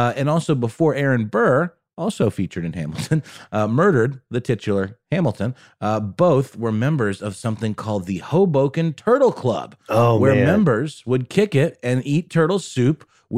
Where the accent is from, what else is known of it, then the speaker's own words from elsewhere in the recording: Germany; English is a second language; When I was a kid, when I was once a young German boy growing up in Germany, I was a huge fan of escargot